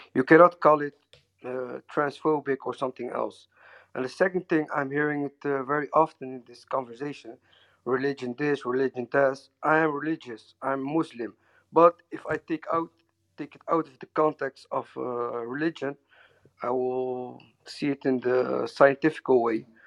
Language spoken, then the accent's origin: English; Netherlands; English is a second language; I'm from Holland, so my English is not very well